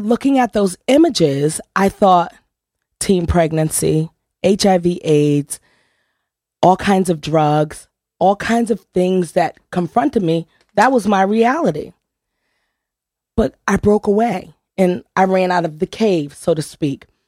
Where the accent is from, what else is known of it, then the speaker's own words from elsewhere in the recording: New Haven, Connecticut, United States; I grew up on Truman Street in New Haven, which wasn't one of the better places in the Hill section